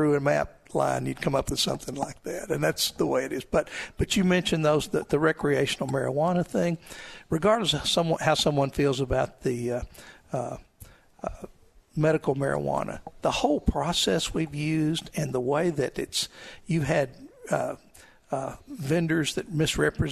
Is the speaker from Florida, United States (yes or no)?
no; Crossett, Arkansas, United States; moved away; I was born in Crossett